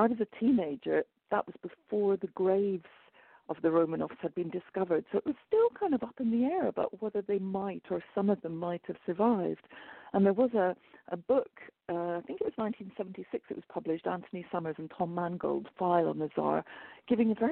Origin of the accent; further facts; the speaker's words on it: Glasgow, Scotland, United Kingdom; moved away as an adult; now in London, United Kingdom; I'm actually Scottish. I was born in Glasgow in Scotland, just outside Glasgow